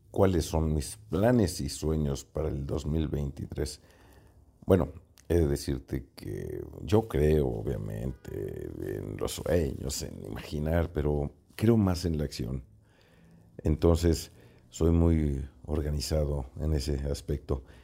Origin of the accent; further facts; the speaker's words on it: Jalisco, Mexico; como jalisquillos